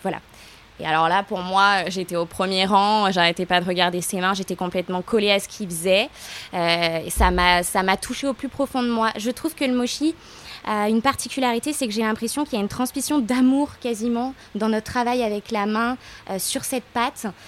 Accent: Lyon, Auvergne-Rhône-Alpes, France; now in Aix-en-Provence, France; à l'origine, je suis lyonnaise

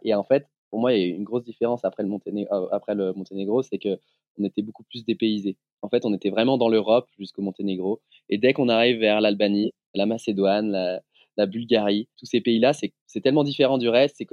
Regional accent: Lyon, Auvergne-Rhône-Alpes, France; Je suis originaire de Lyon

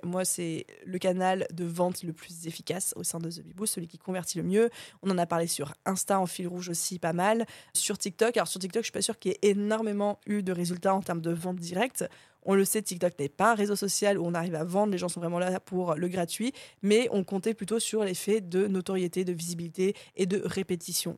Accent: France; on est, pour la plupart d'entre nous, on est français

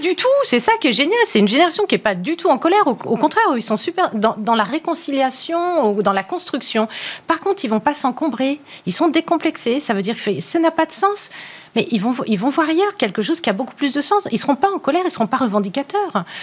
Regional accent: France; chez nous en France

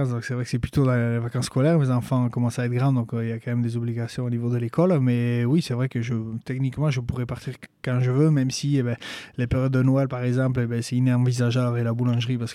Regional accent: Basque Country, France; Euh, moi, j'ai toujours grandi ici. Euh, je suis né au Pays-Bas. J'ai toujours parlé en basque aussi.

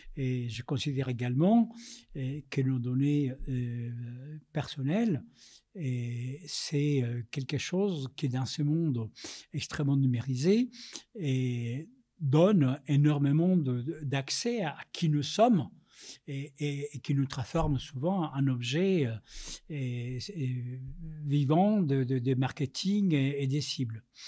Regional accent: Colombia; French is a second language; moved away as an adult; now in Paris, France; Je suis né en Amérique latine, je suis né en Colombie, je suis arrivé en France, j'avais vingt ans, réfugié politique

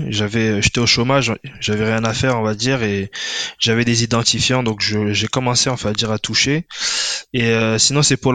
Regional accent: Paris suburbs, Île-de-France, France; moved away as an adult; now in Sweden; j'ai 30 ans. Donc moi je suis originaire de, originaire de banlieue parisienne.

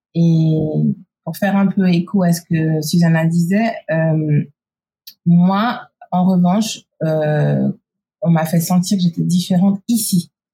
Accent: Geneva, Switzerland; moved away as an adult; now in United States; j'ai grandi à Genève, mais par contre, je suis née aux États-Unis

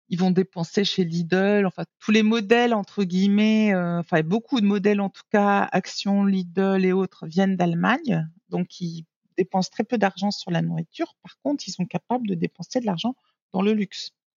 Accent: Nice, Provence-Alpes-Côte d'Azur, France; moved away as an adult; also born or lived in New York / Germany; now in Bangkok, Thailand; en tant que niçoise et née au bord de la mer de la Méditerranée

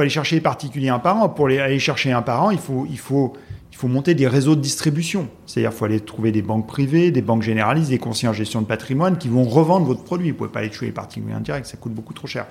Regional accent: Haute-Savoie, Auvergne-Rhône-Alpes, France; moved away as an adult; also born or lived in Strasbourg; now in Paris, France; Je suis originaire de Haute-Savoie.

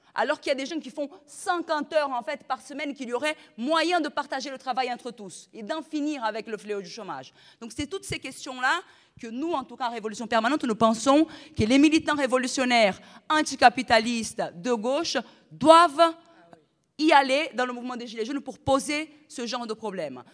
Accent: Brazil; now in France; Moi, en plus, je suis brésilienne, je ne suis pas même, pas française

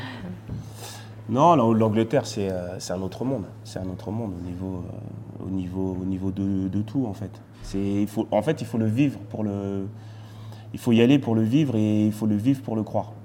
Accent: France; also born or lived in Martinique; j'ai grandi en France, mais je suis parti trois ans en Martinique

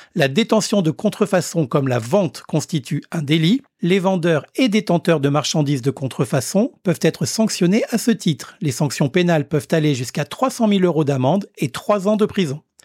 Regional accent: Réunion; chez nous, à La Réunion

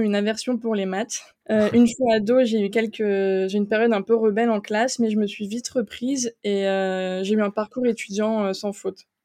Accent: eastern France, France; moved away as an adult; also born or lived in Strasbourg; now in Luxembourg; je suis originaire de l'Est de la France

